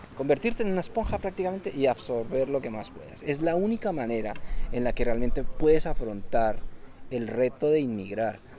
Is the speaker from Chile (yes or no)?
no; Colombia; moved away as an adult; also born or lived in Spain; now in Germany; soy colombiano y emigré a Europa hace ya más de 7 años